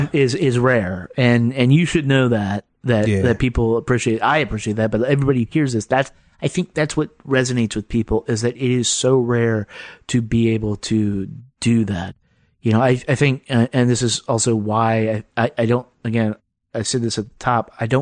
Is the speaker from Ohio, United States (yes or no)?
yes; Akron, Ohio, United States; now in Milwaukee, United States; I was born in Akron.